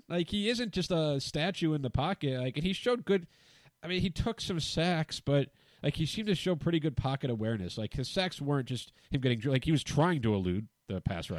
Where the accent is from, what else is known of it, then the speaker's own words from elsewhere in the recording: Phoenix, Arizona, United States; I grew up in Phoenix